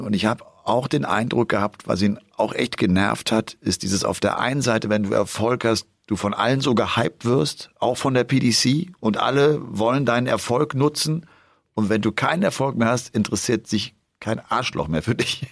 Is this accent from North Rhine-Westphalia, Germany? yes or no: yes; Bergisch Gladbach, North Rhine-Westphalia, Germany; in meiner Heimatstadt Bergisch Gladbach